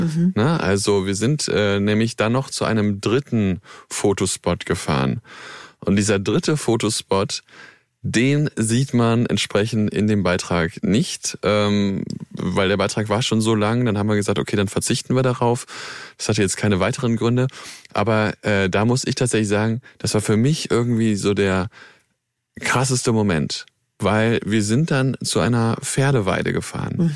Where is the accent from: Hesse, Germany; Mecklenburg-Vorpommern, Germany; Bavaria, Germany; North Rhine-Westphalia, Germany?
North Rhine-Westphalia, Germany; near Cologne; Ich bin äh, dort in der Gegend groß geworden